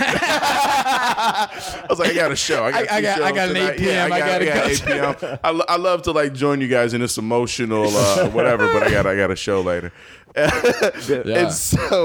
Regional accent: Chicago, Illinois, United States; moved away; I'm from Chicago

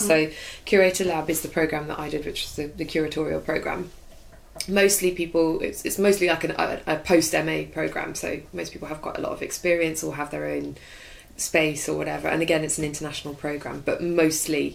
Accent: Birmingham, West Midlands, United Kingdom; also born or lived in Stockholm, Sweden; actually I'm from Birmingham

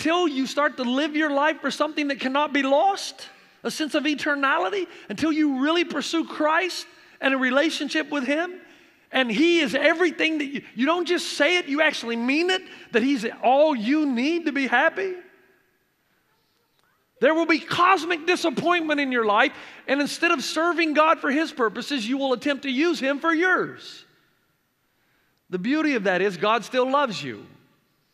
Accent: near Nashville, Tennessee, United States; moved away as an adult; also born or lived in Africa / New Zealand; now in San Dimas, United States; I grew up playing baseball because I grew up not too far from Nashville, Tennessee, thus the accent that never goes away.

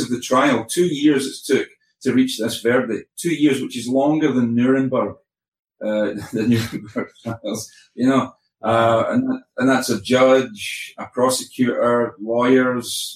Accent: Scotland, United Kingdom

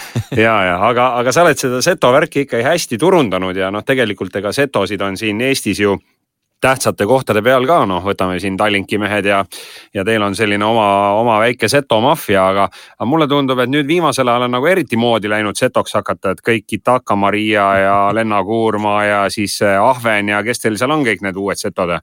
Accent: Räpina, Põlva County, Estonia; mina olen Räpinast

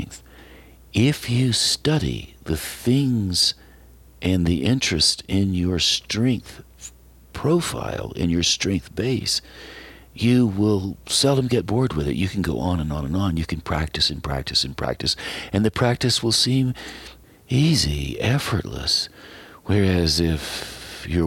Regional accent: Western North Carolina, United States; I was a boy growing up in Western North Carolina, I played Appalachian music with my father

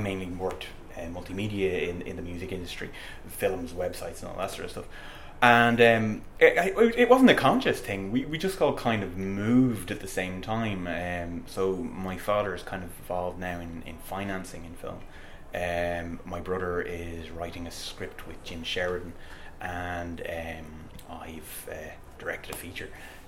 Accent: Dublin, Leinster, Ireland; Dublin, born and bred, Dublin.

